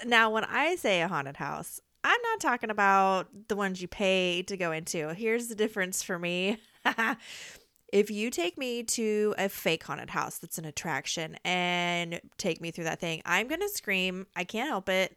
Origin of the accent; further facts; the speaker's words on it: Midwest, United States; I'm from the Midwest